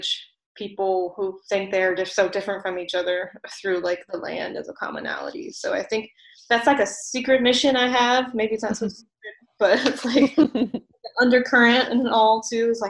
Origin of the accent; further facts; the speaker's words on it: Virginia, United States; moved away; also born or lived in Vermont; my hometown at one point in Virginia